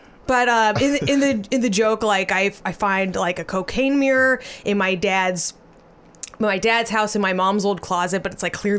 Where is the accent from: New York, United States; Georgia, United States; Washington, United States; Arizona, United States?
Arizona, United States; we're from Arizona